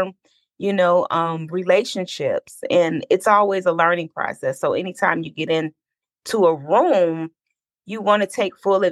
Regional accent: Detroit, Michigan, United States; now in Atlanta, United States; I'm from Detroit. I live right now in Atlanta

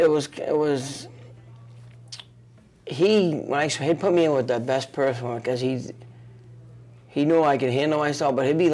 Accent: Lowell, Massachusetts, United States; We're not from Boston, excuse me. We go from Lowell on the train to Boston.

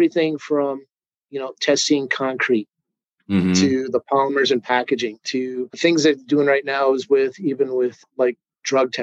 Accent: St. Paul, Minnesota, United States; I grew up in Minnesota, born in St. Paul, lived, raised here

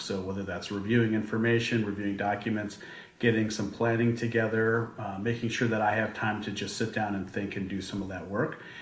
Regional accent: Boulder, Colorado, United States; I'm uh, from, originally from Colorado, born and raised in Boulder, Colorado

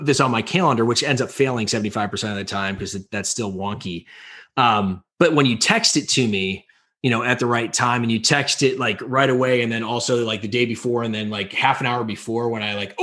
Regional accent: Chicago, Illinois, United States; I grew up in Illinois from Chicago

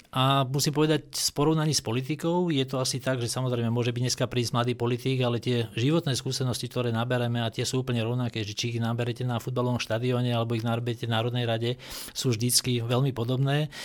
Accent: Dolný Kubín, Žilina Region, Slovakia; moved away; vyrastal som v Dolnom Kubíne

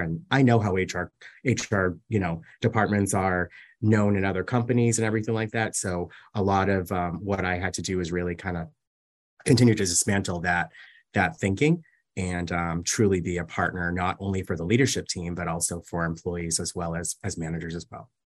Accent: Massachusetts, United States; moved away as an adult; now in New York City, United States; I was raised in Massachusetts, and I spent the majority of my life in Massachusetts

